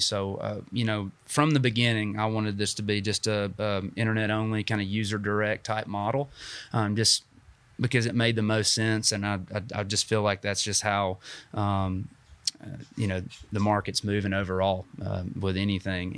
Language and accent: English; Dalton, Georgia, United States; moved away as an adult; also born or lived in Chattanooga; now in Huntsville, United States; I grew up in North Georgia and, um, in Dalton